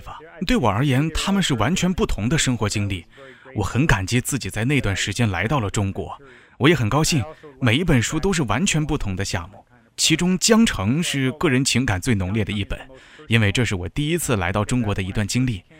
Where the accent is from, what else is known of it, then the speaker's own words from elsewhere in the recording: Missouri, United States; 我一直喜欢开车。我在美国的密苏里州长大。实际上，在密苏里，每个人从小就会开车。